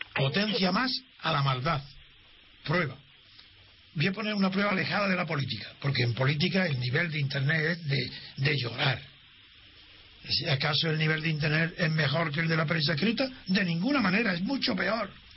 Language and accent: Spanish; Spain; soy español